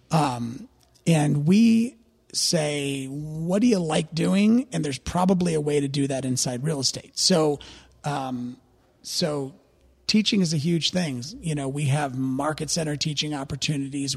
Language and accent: English; St. Louis, Missouri, United States; born and raised in Saint Louis, Missouri. Still live there.